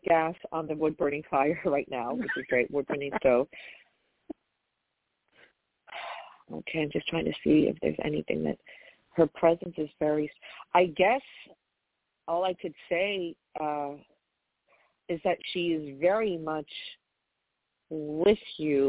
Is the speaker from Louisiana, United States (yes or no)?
no; New York, United States; I'm from New York